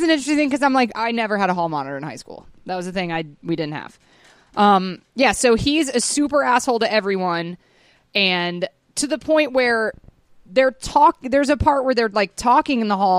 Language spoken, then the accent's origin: English; Atlanta, Georgia, United States; I grew up in Atlanta, Georgia.